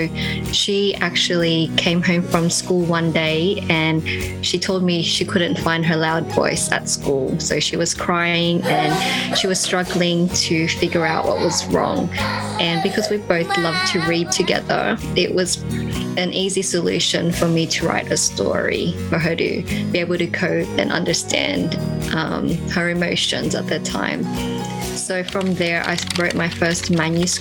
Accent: Sydney, New South Wales, Australia; also born or lived in Bataan, Philippines; I was originally from Bataan in the Philippines, and my parents moved here to Australia when I was one. I moved with my siblings and I basically grew up in Western Sydney

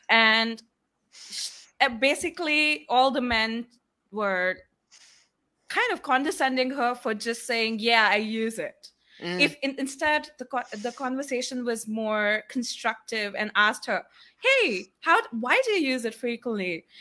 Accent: Kuala Lumpur, Malaysia; also born or lived in India; I come from Kuala Lumpur, but I was originally born in India

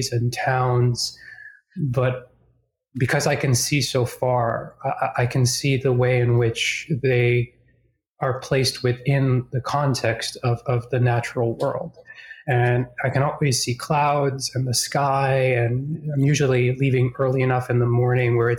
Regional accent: Boston, Massachusetts, United States; now in Charlotte, United States; I'm originally from Boston, or just outside of Boston

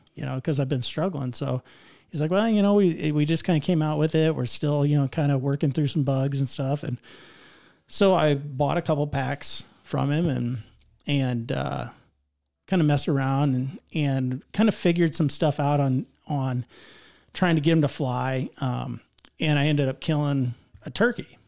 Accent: Northeast Indiana, United States; I'm from Northeast Indiana

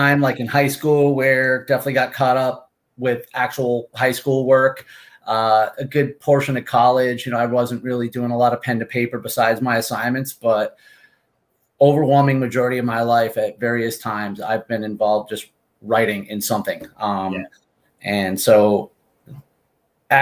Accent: Martha's Vineyard, Massachusetts, United States; moved away as an adult; also born or lived in Amherst, Massachusetts / Milford; now in Seminole, United States; I'm originally from Martha's Vineyard

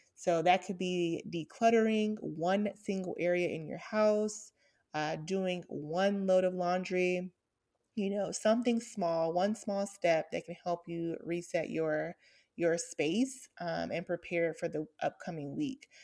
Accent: Atlanta, Georgia, United States; I grew up in Atlanta to, um, a single mom

